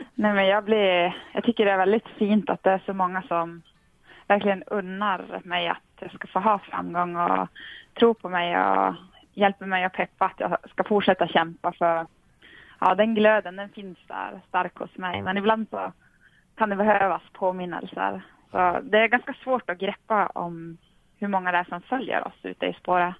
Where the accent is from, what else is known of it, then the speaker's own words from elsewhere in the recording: Tornedalen, Norrbotten County, Sweden; jag kommer från Tornedalen på gränsen mot Finland